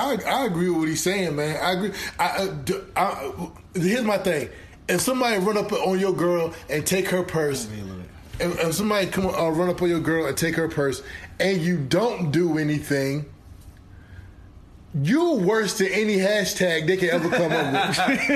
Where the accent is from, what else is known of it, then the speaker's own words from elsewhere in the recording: the South, United States; You know, I'm from the South. I can't talk.